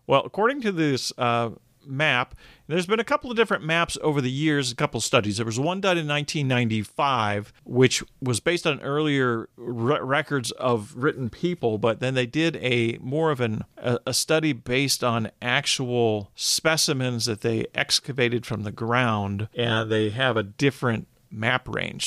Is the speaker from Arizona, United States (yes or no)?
yes; Arizona, United States; moved away; growing up in Arizona